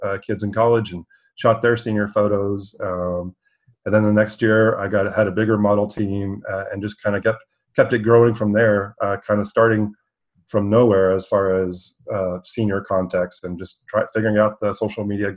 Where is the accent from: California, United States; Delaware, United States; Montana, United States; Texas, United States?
Texas, United States; moved away as an adult; also born or lived in Los Angeles; I was born and raised in Texas